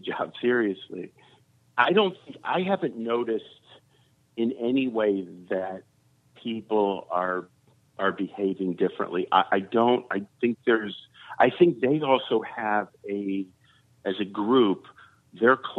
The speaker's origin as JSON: {"language": "English", "area": "suburbs of Chicago", "region": "Illinois", "country": "United States", "moved": "yes", "said": "I come from Chicago, you know, but I come from the suburbs of Chicago"}